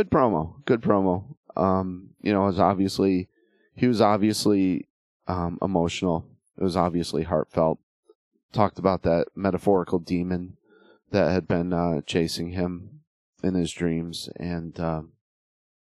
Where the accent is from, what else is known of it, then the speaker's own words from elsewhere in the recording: Connecticut, United States; now in Western Tennessee, United States; I was born and raised in Connecticut. I'm now living in Western Tennessee